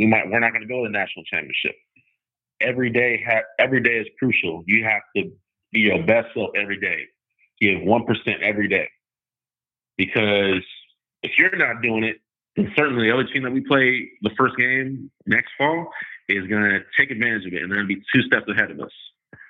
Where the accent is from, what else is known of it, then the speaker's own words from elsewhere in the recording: Modesto, California, United States; also born or lived in Utah; growing up in Modesto and, you know, kind of living in Utah